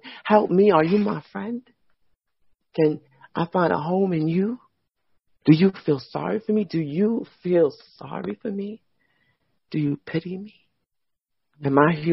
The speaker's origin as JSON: {"language": "English", "region": "New York", "country": "United States", "moved": "as an adult", "said": "I'm a New Yorker"}